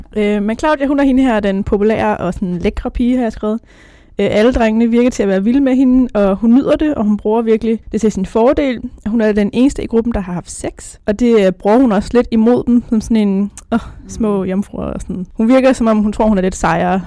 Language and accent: Danish; North Zealand, Capital Region of Denmark, Denmark; Jeg kommer fra Nordsjælland